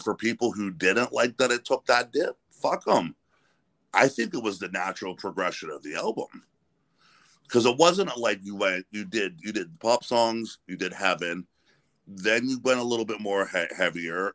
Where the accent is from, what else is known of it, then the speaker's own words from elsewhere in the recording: near Pittsburgh, Pennsylvania, United States; I grew up near Pittsburgh